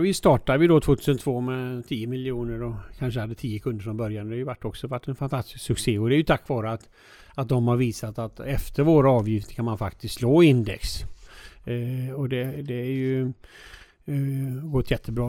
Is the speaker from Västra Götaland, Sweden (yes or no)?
yes; Alingsås, Västra Götaland, Sweden; also born or lived in United States; jag är ju född i Alingsås, eh, son till en bilhandlare då